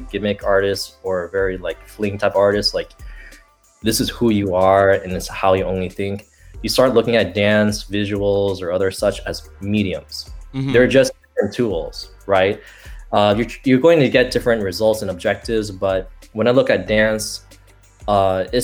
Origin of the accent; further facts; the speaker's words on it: Bay Area, California, United States; that's my hometown in the Bay Area